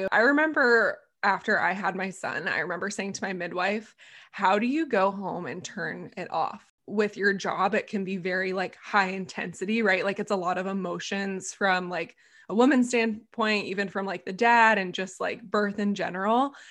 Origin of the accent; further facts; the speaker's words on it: Calgary, Alberta, Canada; I'm from Calgary in Canada.